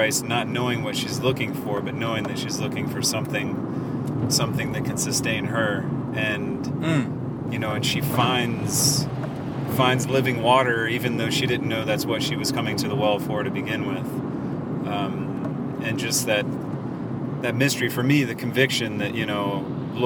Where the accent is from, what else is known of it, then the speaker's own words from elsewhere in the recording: Augusta, Georgia, United States; moved away; Originally from Augusta, Georgia.